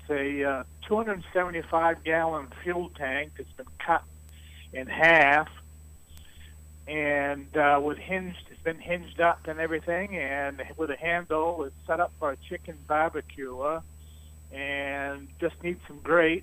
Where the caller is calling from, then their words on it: East Dixfield, Maine, United States; I'm calling from East Dixfield.